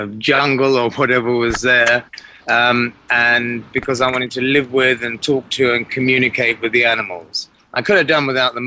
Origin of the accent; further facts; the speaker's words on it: England, United Kingdom; moved away as an adult; also born or lived in Africa; I was raised in England